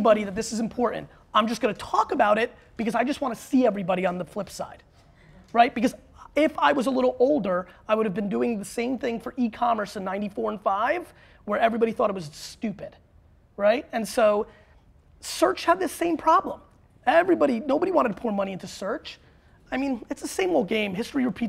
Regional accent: Belarus; now in United States; I was born in Belarus, which is the last dictatorship in Europe.

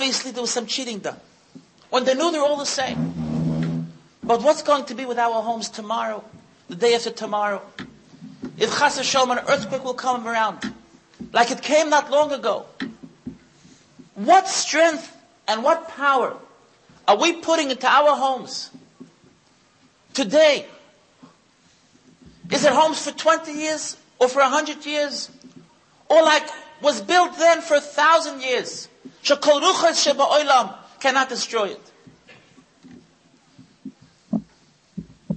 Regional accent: United States; now in Israel; I was born in the United States

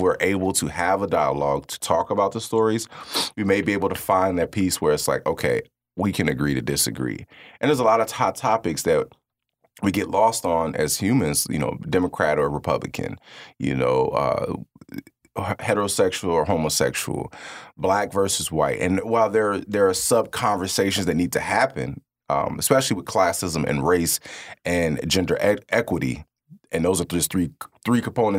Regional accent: Kankakee, Illinois, United States; Growing up on the Second Ward downtown area, I've watched a lot of things be taken away, fresh produce, just different resources.

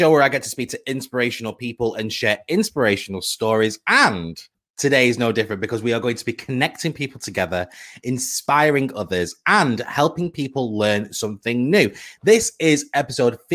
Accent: United Kingdom; we are British people. We're British people

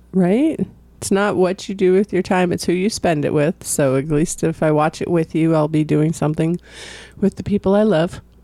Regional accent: California, United States; moved away; I'm from California

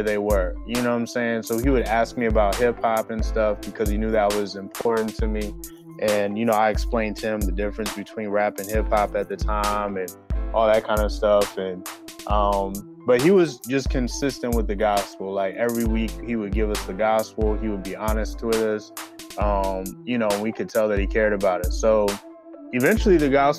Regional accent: California, United States; now in Philadelphia, United States; I'm originally from California

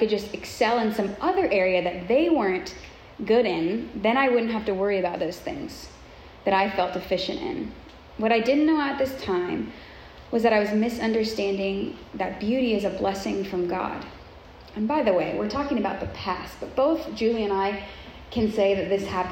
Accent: Southern California, United States; I grew up in Southern California, which is known for Hollywood, beauty, fashion, all things like that.

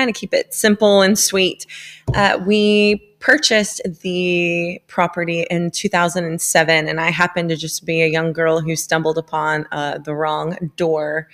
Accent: Sarasota, Florida, United States; now in Franklin, United States; I was initially from Sarasota, Florida. So I grew up loving the ocean, the outdoors

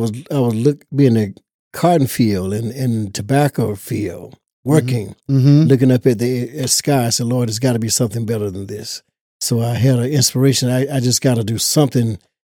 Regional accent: Nash County, North Carolina, United States; I was born right here in Nash County, North Carolina, Rocky Mount area, little town called Easternburg.

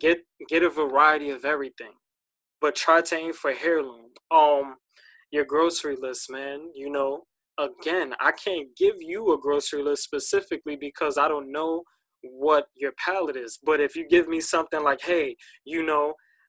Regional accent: United States; because we're American, right? In this society, we gorge everything.

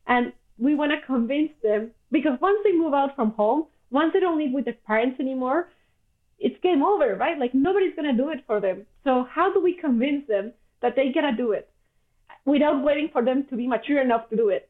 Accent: Mexico; English is a second language; moved away as an adult; now in Vancouver, Canada; I come from Mexico

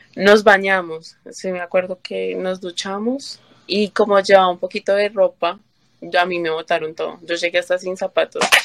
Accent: Colombia; moved away as an adult; now in New York, United States; yo soy colombiana

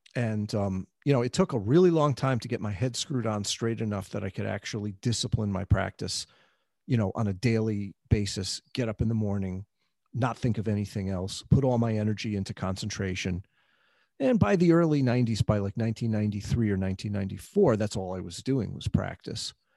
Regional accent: New York City, New York, United States; I grew up in the New York City of the seventies

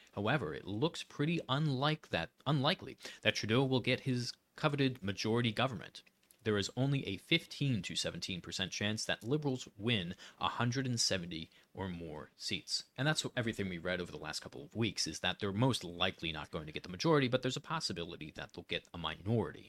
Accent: Pennsylvania, United States; I'm from Pennsylvania

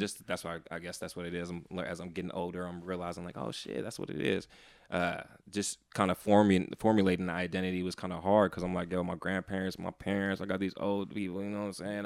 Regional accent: San Francisco, California, United States; born and raised in San Francisco

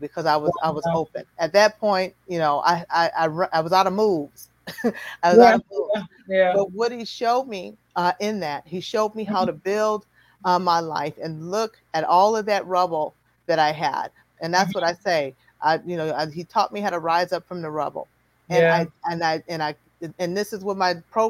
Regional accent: Chicago, Illinois, United States; moved away; I'm from Chicago.

